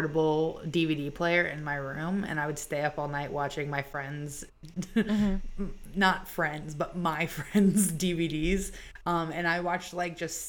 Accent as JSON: {"language": "English", "town": "Savannah", "region": "Georgia", "country": "United States", "said": "I'm from Savannah, Georgia."}